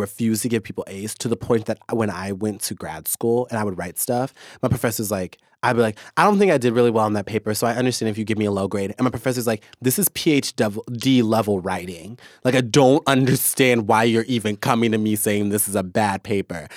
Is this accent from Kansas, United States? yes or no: yes; Kansas, United States; now in Seattle, United States; I'm from Kansas.